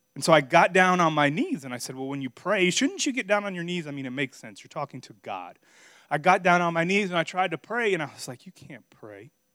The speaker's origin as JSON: {"language": "English", "town": "Miami", "region": "Florida", "country": "United States", "also_born_or_lived": "Virginia / Missouri", "moved": "as an adult", "said": "I'm from Miami, Florida."}